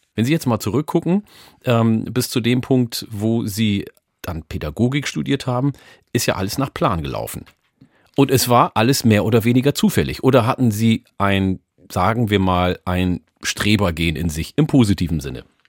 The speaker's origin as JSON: {"language": "German", "town": "Osnabrück", "region": "Lower Saxony", "country": "Germany", "tie": "born or raised there", "also_born_or_lived": "Ethiopia / Hamburg", "said": "ich bin 1973 mit meinen Eltern aus Äthiopien nach Osnabrück gezogen und wurde dort eingeschult"}